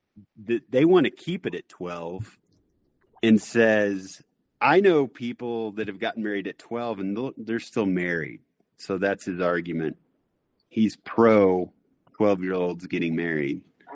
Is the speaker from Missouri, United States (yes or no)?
yes; Missouri, United States; in Missouri, my home state